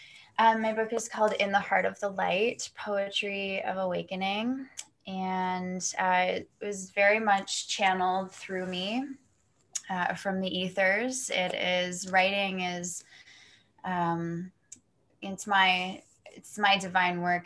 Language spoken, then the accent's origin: English; Toronto, Ontario, Canada; also born or lived in Kelowna, British Columbia; I'm from, for you guys listening, I'm from Toronto, Canada. But I'm actually out in BC right now